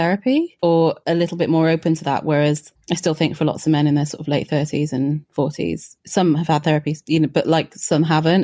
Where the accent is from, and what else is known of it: Wales, United Kingdom; born or raised there